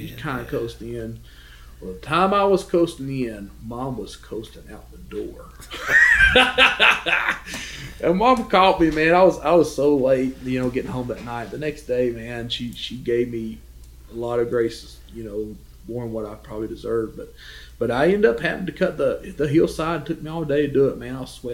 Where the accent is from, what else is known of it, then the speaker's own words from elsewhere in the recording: McDowell County, West Virginia, United States; I remember being a young boy, and I feel a little ostracized just because I was from West Virginia